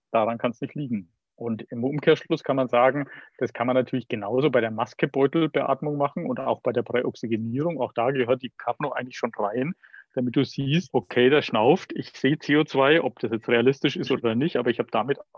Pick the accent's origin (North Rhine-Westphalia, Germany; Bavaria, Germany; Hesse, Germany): Bavaria, Germany; Aber entscheidend ist, dass du wie ich jetzt mal als Bayer sagen würde, ein gescheites Beatmungsgerät hast.